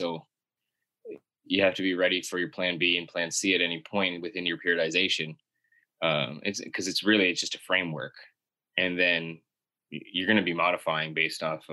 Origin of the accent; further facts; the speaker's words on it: Miramichi, New Brunswick, Canada; my hometown, Miramichi, is a small town